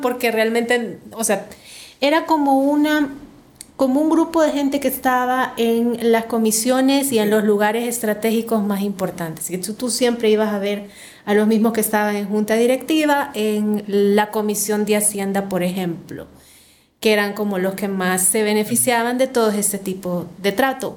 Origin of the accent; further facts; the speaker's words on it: Santa Tecla, La Libertad, El Salvador; Yo nací en Santa Tecla